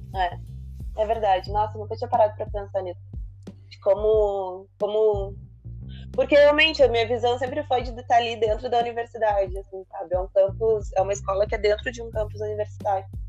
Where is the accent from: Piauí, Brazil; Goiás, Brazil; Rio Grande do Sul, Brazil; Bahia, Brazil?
Rio Grande do Sul, Brazil; Porto Alegre; moved away as an adult; also born or lived in Panama; Eu nasci em Porto Alegre